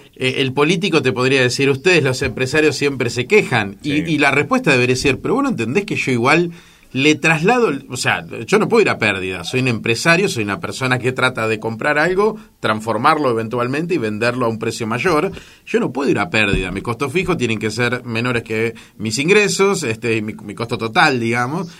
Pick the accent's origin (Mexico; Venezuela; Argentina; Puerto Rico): Argentina; Buenos Aires; moved away as an adult; now in Misiones, Argentina; yo que soy de Buenos Aires, que hace unos 20 eh, años visito la provincia, pero hace tres que vivo acá